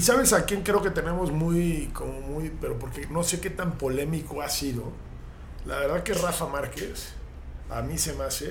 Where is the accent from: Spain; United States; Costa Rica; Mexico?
Mexico